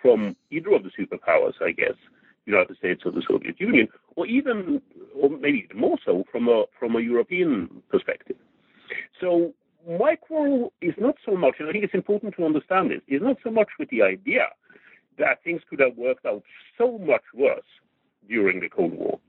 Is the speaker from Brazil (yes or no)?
no; Norway; I grew up in Norway in the 1960s